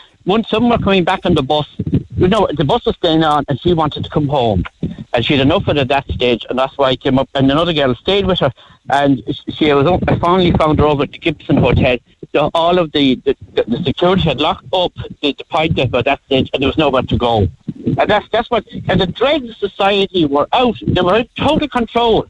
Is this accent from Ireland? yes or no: yes; Ardmore, Munster, Ireland; moved away; also born or lived in Dublin; people from the country that go up, I'm from Ardmore